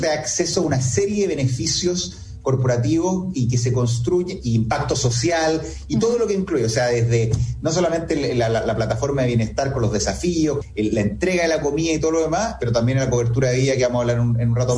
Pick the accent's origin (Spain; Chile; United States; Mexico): Chile; soy chileno